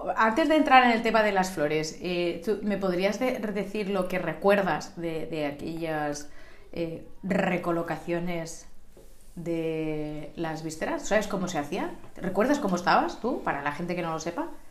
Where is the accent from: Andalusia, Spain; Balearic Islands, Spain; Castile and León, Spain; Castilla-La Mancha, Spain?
Balearic Islands, Spain; Sant Antoni de Portmany; yo estoy dentro de ese grupo de tus amistades de la infancia, porque hemos ido al colegio Sos monjas de Santísima Trinidad